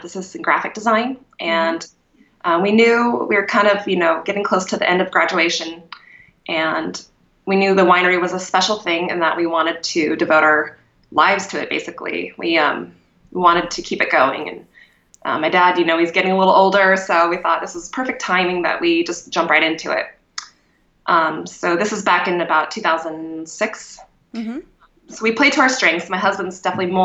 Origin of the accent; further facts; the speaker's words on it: Kuna, Idaho, United States; now in Boise, United States; I grew up outside of Cuna